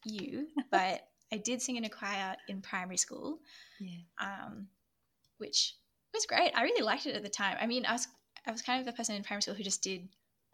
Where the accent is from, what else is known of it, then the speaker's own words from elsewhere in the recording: New South Wales, Australia; I grew up in New South Wales